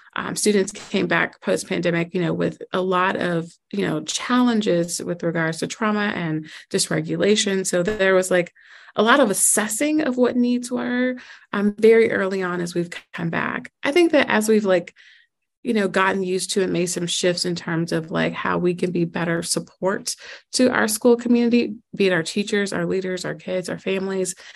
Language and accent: English; Chicago, Illinois, United States; moved away as an adult; now in Dallas, United States; I'm originally from Chicago, um, and I taught in Chicago